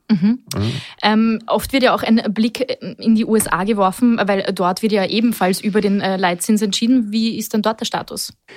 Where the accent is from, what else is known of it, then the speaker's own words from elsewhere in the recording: Austria; hier bei uns in Österreich